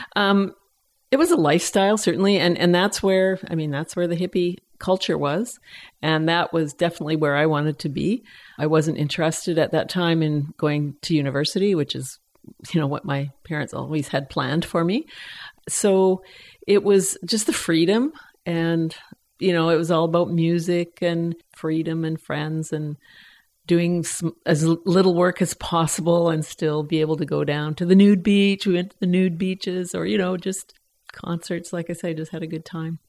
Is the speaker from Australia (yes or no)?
no; Edmonton, Alberta, Canada; moved away as an adult; also born or lived in Oakland, California; now in Pender Island, Canada; I was born and raised in Edmonton, so I am Canadian.